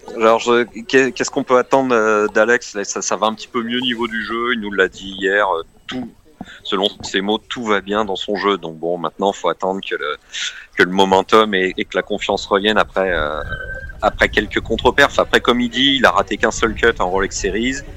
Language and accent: French; Normandy, France; J'étais au golf à Gaillon, chez moi en Normandie